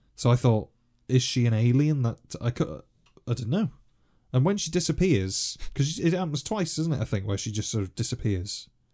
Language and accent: English; North Wales, United Kingdom; as a kid, obviously, growing up in North Wales